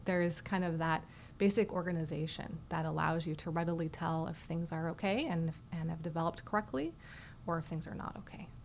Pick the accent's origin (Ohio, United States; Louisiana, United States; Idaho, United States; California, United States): Idaho, United States; Boise; moved away as an adult; also born or lived in St. Louis, Missouri / Boston, Massachusetts; now in Houston, United States; I grew up in Idaho, actually, in the foothills uh, around Boise